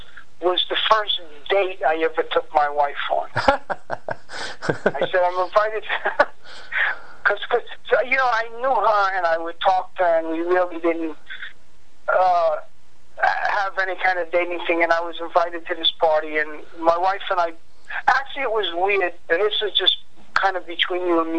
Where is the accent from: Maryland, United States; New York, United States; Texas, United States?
New York, United States; Long Island; also born or lived in Far Rockaway, New York; I was from Long Island, so Far Rockaway was like closer to Manhattan than where I lived.